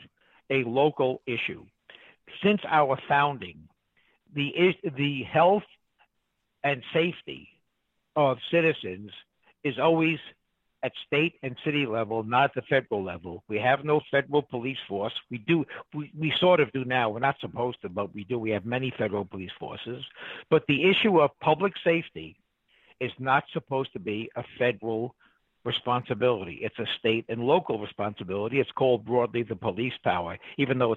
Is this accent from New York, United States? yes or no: yes; New York City, New York, United States; moved away; I'm from New York. I grew up in Queens